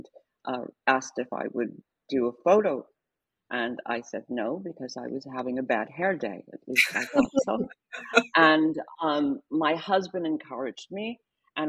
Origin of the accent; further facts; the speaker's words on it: New York City, New York, United States; growing up in Harlem